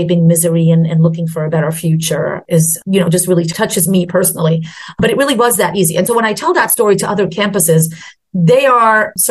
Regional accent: Jordan; first language Arabic; English is a second language; moved away as an adult; also born or lived in New Jersey; now in Greensboro, United States; I was born and raised in Jordan in an Arabic-speaking household. I learned English when I went to school

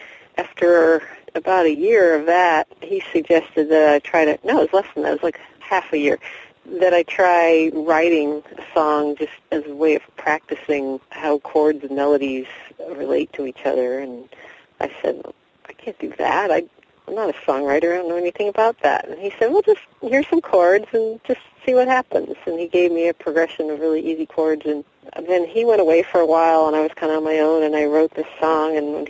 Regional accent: North Carolina, United States; now in Tacoma, United States; And we moved to Tacoma in 1990 from North Carolina.

